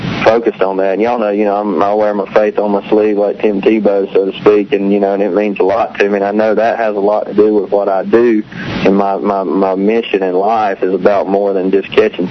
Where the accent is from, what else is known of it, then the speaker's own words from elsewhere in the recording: North Carolina, United States; I grew up on Lake Gaston and Bugs Island down there